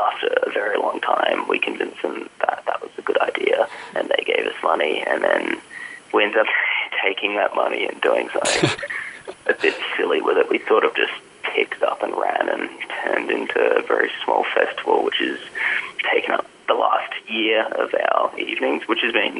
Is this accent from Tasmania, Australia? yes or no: no; Williamstown, Victoria, Australia; we're all from Williamstown, which is amazing, but it's also quite frustrating because Williamstown's a very sleepy middle-class suburb